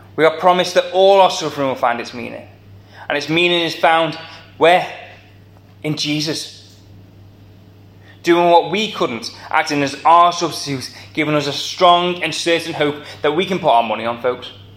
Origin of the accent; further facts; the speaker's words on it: the Wirral, North West England, United Kingdom; accent: Scouse; moved away as an adult; now in Liverpool, United Kingdom; I am a plastic scouser. I grew up on the Wirral.